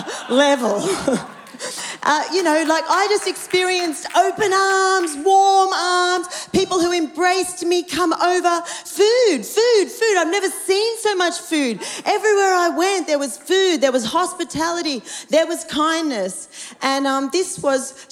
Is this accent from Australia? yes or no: yes; Australia; I'm about as colonial Aussie as you can get